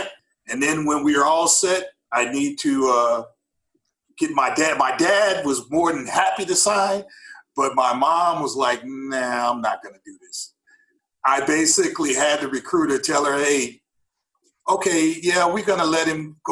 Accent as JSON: {"language": "English", "town": "St. Louis", "region": "Missouri", "country": "United States", "moved": "yes", "said": "I'm originally from St. Louis, right down on the north side of St. Louis, so straight from the hood"}